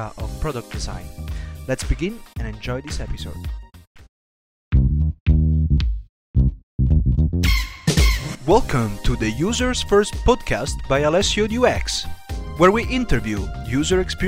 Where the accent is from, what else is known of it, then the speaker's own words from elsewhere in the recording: Rome, Lazio, Italy; I'm from Rome